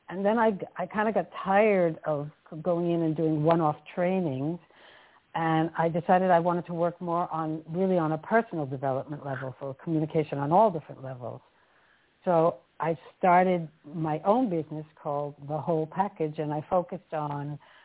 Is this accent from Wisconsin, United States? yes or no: no; New York, United States; moved away as an adult; now in Amsterdam, Netherlands; my journey took me from the States where I was born and raised in New York and the East Coast, and I've been in Amsterdam for more than 35 years